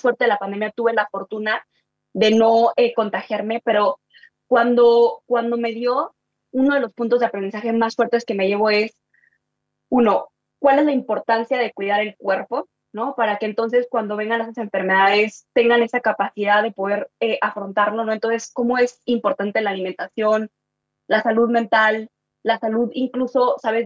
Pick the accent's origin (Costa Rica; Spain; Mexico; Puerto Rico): Mexico; Mexico City; also born or lived in Chihuahua, Mexico; yo vengo del norte del país, de, Chihuahua, ¿no? Y me vine a Ciudad de México porque mis papás se divorciaron